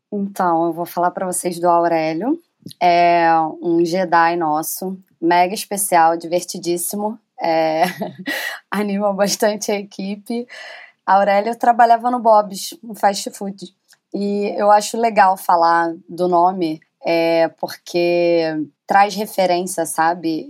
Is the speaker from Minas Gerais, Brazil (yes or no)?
no; Rio de Janeiro, Brazil; Sou cria da Rocinha